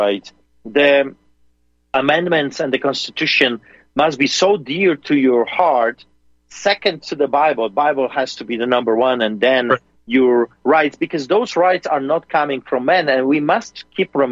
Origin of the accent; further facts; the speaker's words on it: Poland; now in Calgary, Canada; a Polish man like me